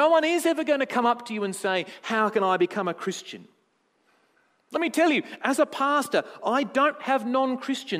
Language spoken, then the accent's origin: English; Tasmania, Australia; I'm from Tasmania.